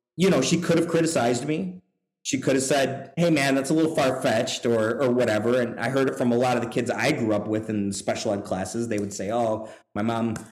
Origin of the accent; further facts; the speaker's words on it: Buffalo, New York, United States; also born or lived in Singapore; now in Louisville, United States; I grew up in uh, Buffalo, New York. I'm from Buffalo